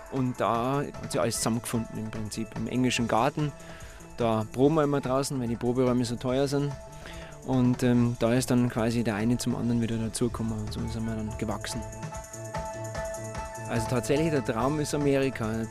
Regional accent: Bavaria, Germany; Ich bin ein Bayer, von dem her bayerische Instrumente liegt relativ nah

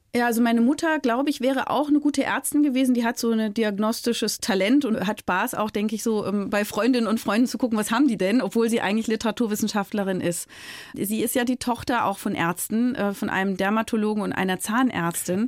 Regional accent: Berlin, Germany; also born or lived in Frankfurt; Ich komme ja aus Berlin

